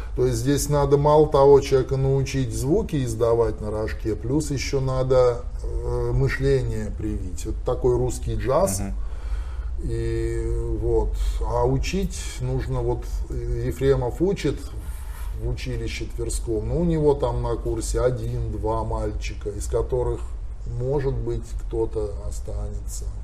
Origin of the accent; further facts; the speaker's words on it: Arkhangelsk Oblast, Russia; accent: Arkhangelsk dialect; это мой родной архангельский говор, я помню это все с детства